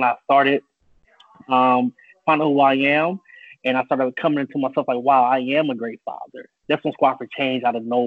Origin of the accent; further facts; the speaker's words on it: Philadelphia, Pennsylvania, United States; moved away as an adult; also born or lived in Charlotte, North Carolina / New York; now in Florida, United States; I was born in Charlotte, North Carolina, but I was really raised in Philadelphia, PA